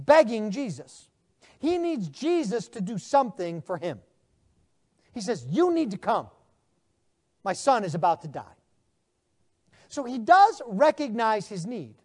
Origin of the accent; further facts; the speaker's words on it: United States; being American